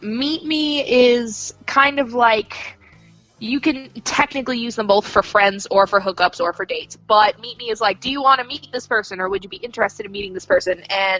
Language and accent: English; Maine, United States; moved away; also born or lived in Florida / New Jersey / Arkansas / London; I guess for the purposes of this podcast, I was from Maine. I've moved to Florida. I've lived in Jersey. I've lived in Arkansas. I've lived in London.